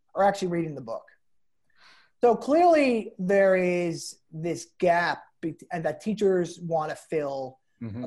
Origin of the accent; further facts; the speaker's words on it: New Jersey, United States; I'm from New Jersey